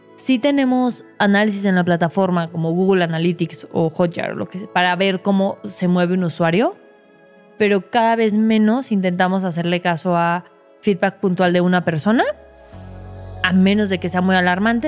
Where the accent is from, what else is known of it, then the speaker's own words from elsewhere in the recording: Mexico; soy mexicana